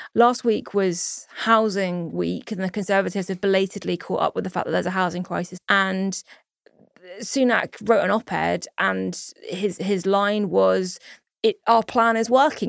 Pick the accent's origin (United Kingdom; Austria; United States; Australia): United Kingdom; as a British Jew